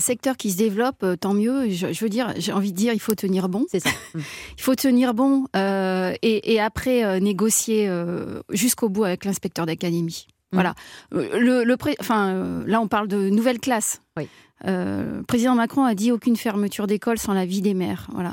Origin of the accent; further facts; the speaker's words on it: Vorey, Auvergne-Rhône-Alpes, France; je suis une rurale, je suis née à Voré